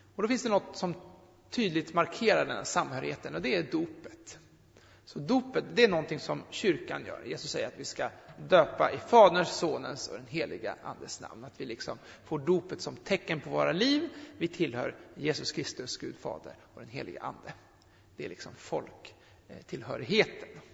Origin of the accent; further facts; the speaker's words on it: Sweden; Jag är född svensk